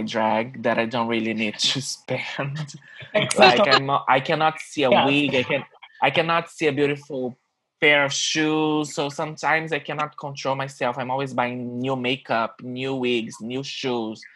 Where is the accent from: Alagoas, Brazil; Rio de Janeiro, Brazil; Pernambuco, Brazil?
Rio de Janeiro, Brazil; English is a second language; moved away as an adult; now in New York, United States; I'm from Rio in Brazil